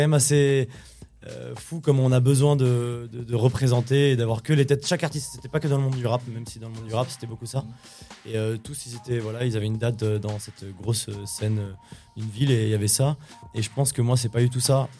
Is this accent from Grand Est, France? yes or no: yes; Champigneulles, Grand Est, France; also born or lived in Nancy; à la NJEP de Champy, de Champignol, là où vraiment euh, j'ai fait mon enfance